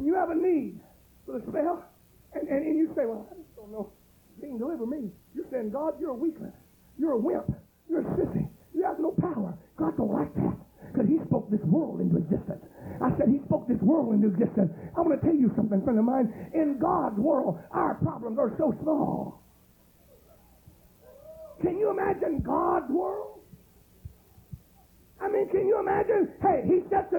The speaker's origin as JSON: {"language": "English", "town": "Pitkin", "region": "Louisiana", "country": "United States", "said": "I'm from Pitkin"}